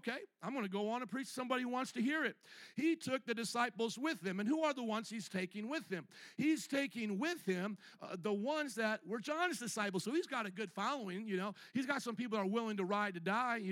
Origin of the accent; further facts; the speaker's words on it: Midwest, United States; I was raised in the Midwest